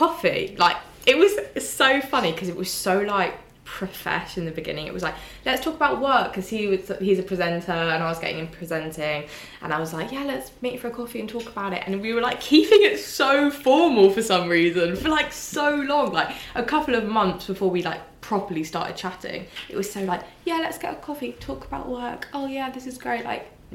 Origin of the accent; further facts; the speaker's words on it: Surrey, South East England, United Kingdom; I was from Surrey